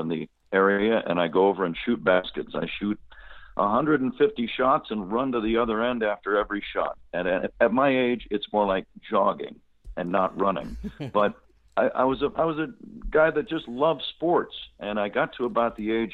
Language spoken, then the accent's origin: English; San Jose, California, United States; growing up in Northern California